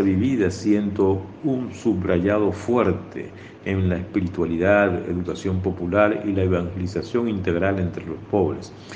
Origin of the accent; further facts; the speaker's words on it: Maracaibo, Zulia, Venezuela; also born or lived in Barranquilla, Colombia; Nací hace 59 años en Barranquilla, Colombia, y mis padres migraron a Venezuela cuando tenía dos años. Soy venezolano, criado en Maracaibo